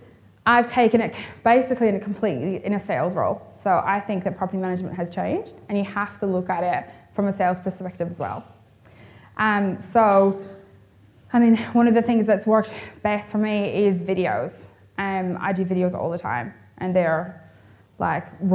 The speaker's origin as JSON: {"language": "English", "country": "Ireland", "moved": "as an adult", "lives_now": "Perth, Australia", "said": "I'm originally from Ireland"}